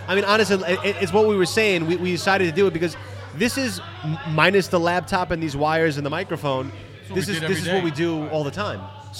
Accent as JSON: {"language": "English", "town": "New York City", "region": "New York", "country": "United States", "said": "we're from Queens."}